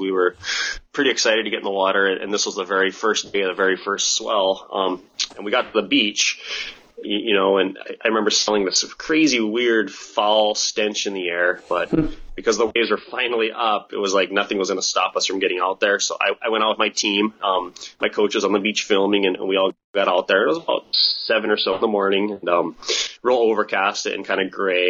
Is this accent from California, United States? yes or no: no; Kauai, Hawaii, United States; also born or lived in New Zealand; I was born and raised here on Kauai